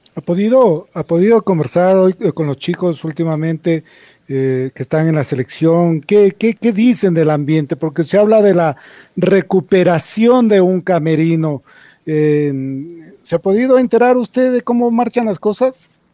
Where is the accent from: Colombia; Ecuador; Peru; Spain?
Ecuador